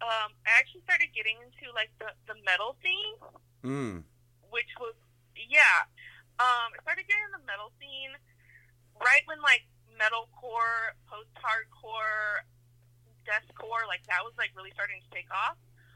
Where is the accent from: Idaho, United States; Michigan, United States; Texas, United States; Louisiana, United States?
Idaho, United States; now in California, United States; I mean, I moved to California from Idaho.